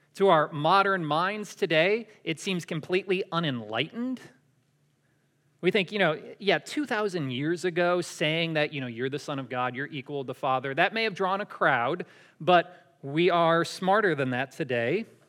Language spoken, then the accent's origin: English; Syracuse, New York, United States; moved away; I'm from Syracuse in New York.